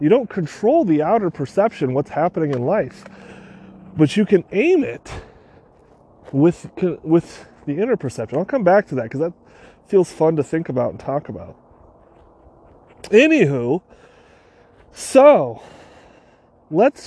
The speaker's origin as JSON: {"language": "English", "region": "California", "country": "United States", "tie": "born or raised there", "said": "we were born and raised in California"}